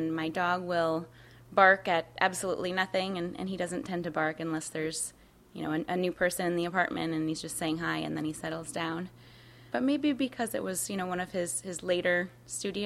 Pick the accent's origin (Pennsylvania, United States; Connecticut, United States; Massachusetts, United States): Connecticut, United States; now in New York City, United States; The town that I grew up in Connecticut, has more dead people than alive people